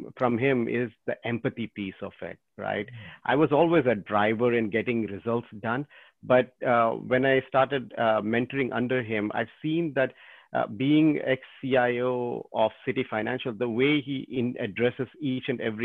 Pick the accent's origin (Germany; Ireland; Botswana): Botswana; moved away; also born or lived in India; was born in India, but I grew up most of my time in Botswana.